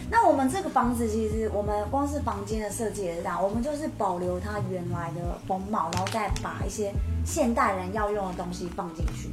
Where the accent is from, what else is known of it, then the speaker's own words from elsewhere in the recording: Taipei, Taiwan; moved away as an adult; now in Kinmen, Taiwan; 我们都是在台北长大的小孩